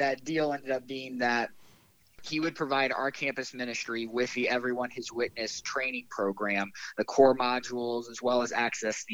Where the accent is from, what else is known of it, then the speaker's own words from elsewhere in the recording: Central Illinois, United States; moved away as an adult; now in Bloomington, United States; I am originally from Central Illinois